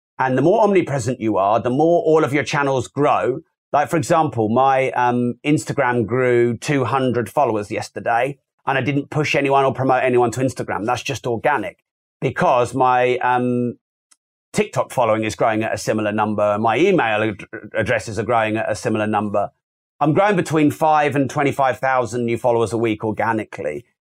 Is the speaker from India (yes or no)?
no; United Kingdom; I'm British